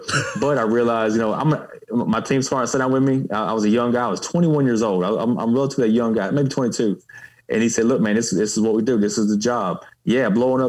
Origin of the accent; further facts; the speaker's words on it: Baldwyn, Mississippi, United States; moved away as an adult; growing up in Baldwin, Mississippi.